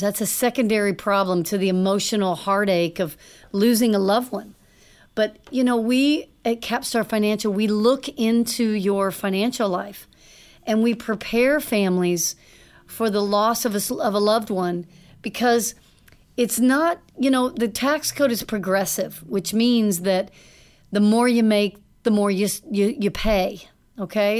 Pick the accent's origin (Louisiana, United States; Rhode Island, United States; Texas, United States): Texas, United States; Dallas; I grew up in Dallas